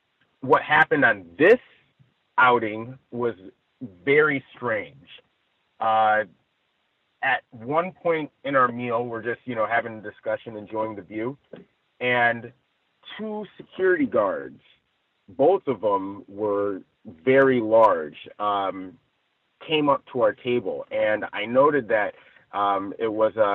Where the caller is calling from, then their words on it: Ladera Heights, California, United States; I'm reporting from Ladera Heights, I believe.